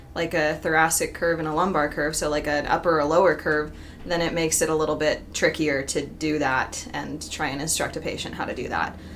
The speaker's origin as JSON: {"language": "English", "region": "Utah", "country": "United States", "said": "I am also from Utah"}